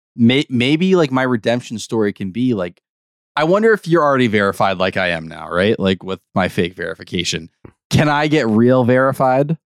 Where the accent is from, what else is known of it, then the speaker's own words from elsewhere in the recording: Brockton, Massachusetts, United States; I'm a boy from Brockton